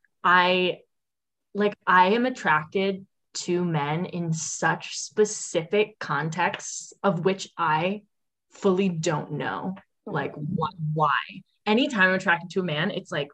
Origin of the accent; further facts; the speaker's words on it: Annapolis, Maryland, United States; I'm from Annapolis, Maryland